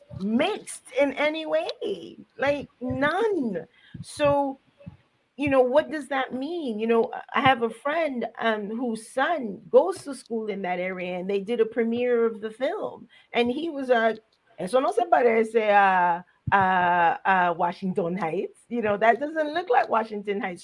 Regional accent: Colón, Panama; now in Boston, United States; I'm from Panama. Can I just say I'm from Colón?

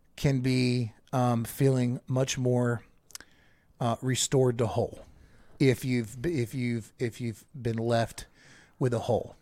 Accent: United States; I'm an American

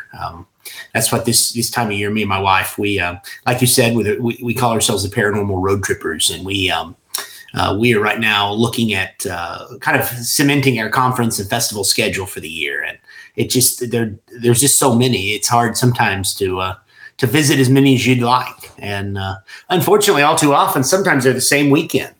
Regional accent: Somerset, Kentucky, United States; this is where I grew up, you know, born and raised right in the heart of this

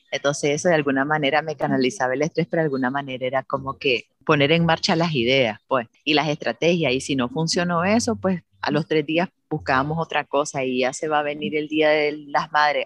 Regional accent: Managua, Nicaragua; moved away as an adult; now in Granada, Nicaragua; soy nicaragüense, Managua, pero vivo hace unos años en Granada

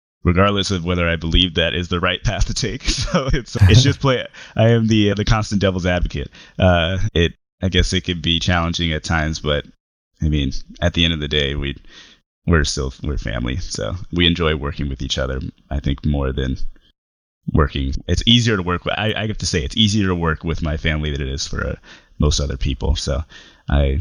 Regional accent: Richmond, California, United States; also born or lived in El Sobrante, California / Berkeley, California; I grew up in the Bay Area, grew up in Richmond, California, until middle school, where I moved to El Sobrante, California

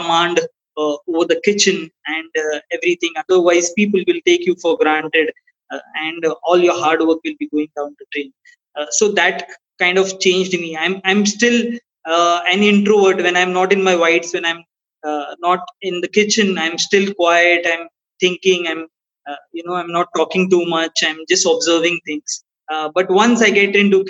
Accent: India; being an Indian

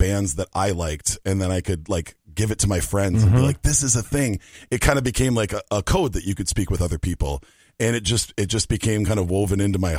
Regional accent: Minneapolis, Minnesota, United States; Born and raised in South Minneapolis.

